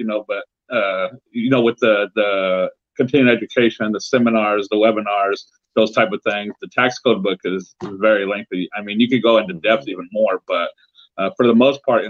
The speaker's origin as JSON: {"language": "English", "region": "Central California", "country": "United States", "said": "I'm from Central California."}